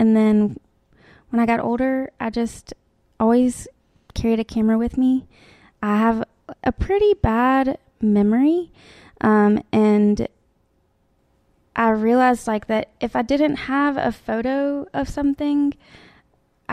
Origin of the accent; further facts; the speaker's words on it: Tuscaloosa, Alabama, United States; now in Birmingham, United States; I am from Tuscaloosa. Mm. I live in Birmingham